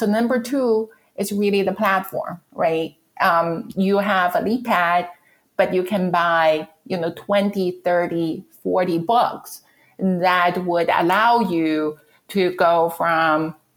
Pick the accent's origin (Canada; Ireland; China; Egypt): China; English is a second language; moved away as an adult; now in United States; So I'm from China. I came to this country for graduate education, meaning I went to graduate school. I would never get rid of my accent